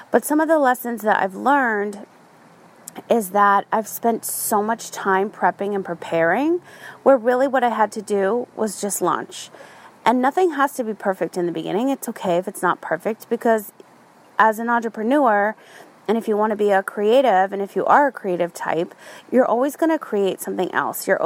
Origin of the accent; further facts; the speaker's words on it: Ireland; My font was Gaelic. I'm Irish, so that had a meaning to me, and I own that font.